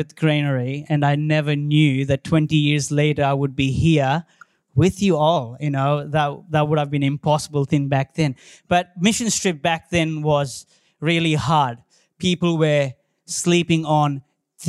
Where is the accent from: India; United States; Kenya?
India; now in Australia; I born and brought up in India